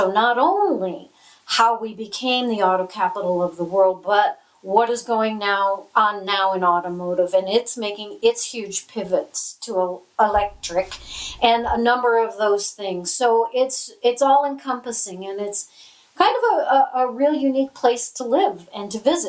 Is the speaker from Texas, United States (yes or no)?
no; Michigan, United States; yeah, we're from Michigan. And this is the car capital of the world.